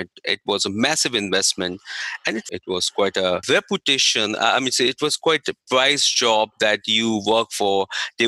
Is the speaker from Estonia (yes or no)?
no; India; moved away; I was in India, so I'm from India.